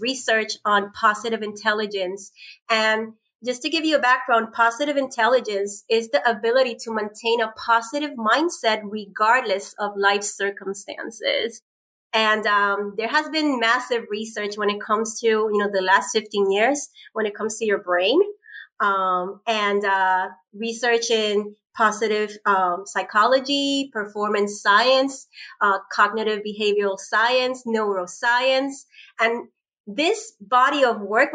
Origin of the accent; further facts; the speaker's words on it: Puerto Rico; moved away as an adult; now in United States; we're both from Puerto Rico. We have the same, you know, upbringing, island girl that been, you know, left the island almost 20 years ago and lived in 5 states.